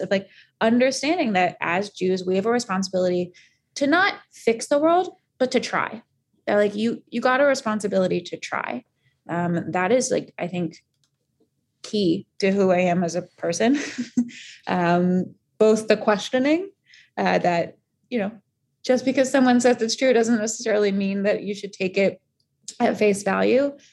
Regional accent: Northern Virginia, United States; I was born and raised in Northern Virginia

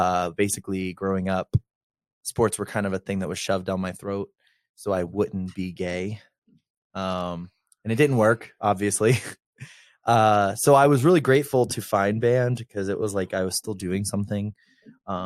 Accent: Myrtle Beach, South Carolina, United States; moved away as an adult; also born or lived in Charleston, South Carolina; now in Denver, United States; I'm from Myrtle Beach, South Carolina

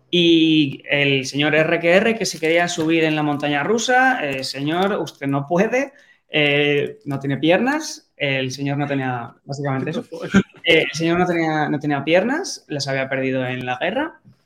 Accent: Valencia, Valencian Community, Spain; yo soy de Valencia, estaba viviendo ahí.

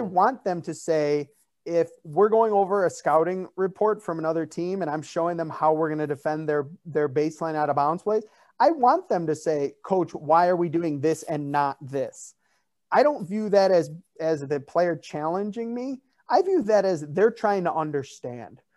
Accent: Chicago, Illinois, United States; I'm from Chicago

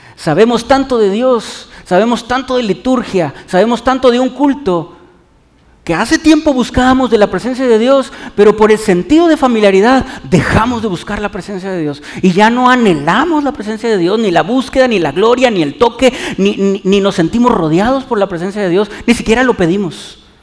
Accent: Mexico

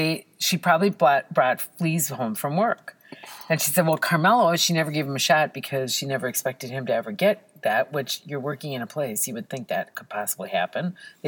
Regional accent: Israel; born there; Well, I was born in Israel. Can you believe it?

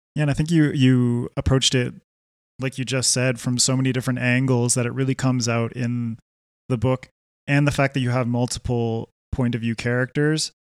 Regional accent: Canada; now in Quito, Ecuador; I grew up in Canada

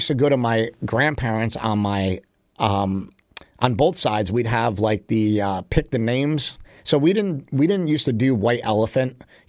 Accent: Poughkeepsie, New York, United States; We grew up in Poughkeepsie, right? We were about 45 minutes away from Westchester County, where my grandparents lived.

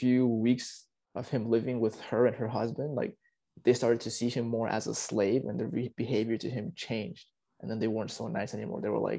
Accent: Virginia, United States; moved away; also born or lived in Peru; Maryland, which is actually really close to where my hometown is. I'm from Virginia, back in the States. And Maryland is just a 45-minute drive away.

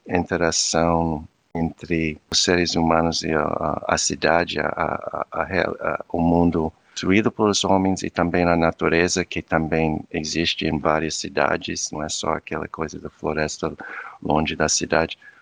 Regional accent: Virginia Beach, Virginia, United States; Portuguese is a second language; moved away as an adult; also born or lived in Huntsville, Alabama / Brazil / Portugal / Cape Verde; now in Denmark; eu nasci nos Estados Unidos, eu nasci num lugar meu, é uma cidade praia, é, no, no, estado de Virgínia

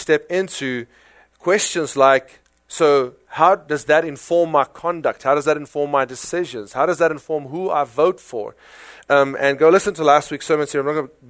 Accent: South Africa; accent: South African; now in United States; my South African accent

